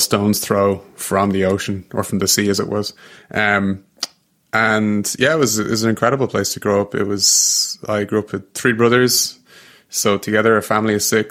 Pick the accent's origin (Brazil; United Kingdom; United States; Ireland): Ireland; Dublin, Leinster; moved away as an adult; now in Montreal, Canada; I'm from Dublin